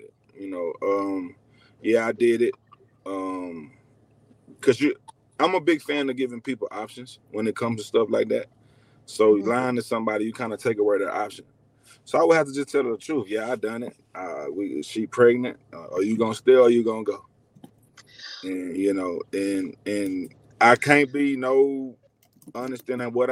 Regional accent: Marlin, Texas, United States; I'm from Marlin. It's down about Waco. So it's a small country town

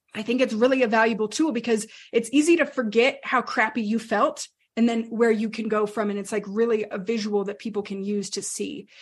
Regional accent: New Mexico, United States; We grew up, my, my brother and I, we grew up in New Mexico

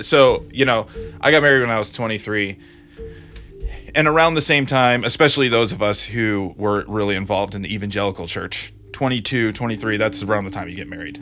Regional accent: Grand Rapids, Michigan, United States; moved away; also born or lived in Ohio; Grand Rapids, Michigan

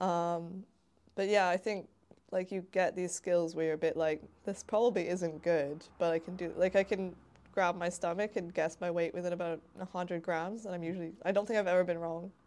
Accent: Hamilton, Ontario, Canada; moved away as an adult; now in Bristol, United Kingdom; in my hometown of Hamilton, Ontario

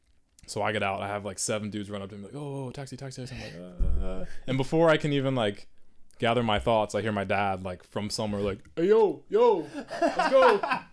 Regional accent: Virginia, United States; No, I'm from Virginia.

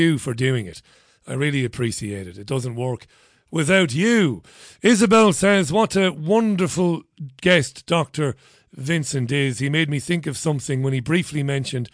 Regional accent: Ireland; As one Irishman to another

